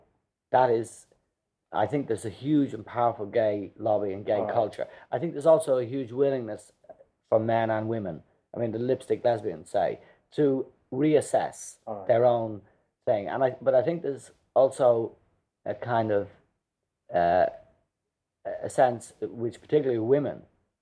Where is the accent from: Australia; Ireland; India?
Ireland; Dublin, Leinster; us kids growing up in Drumcondra